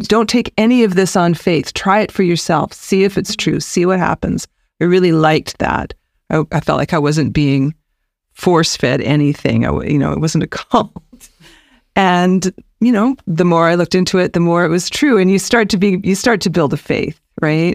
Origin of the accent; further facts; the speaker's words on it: British Columbia, Canada; also born or lived in United States / Nelson, British Columbia; I'm born and raised in British Columbia